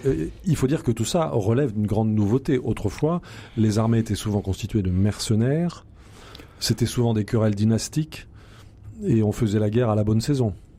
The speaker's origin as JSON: {"language": "French", "country": "France", "said": "très très méconnue chez nous en France"}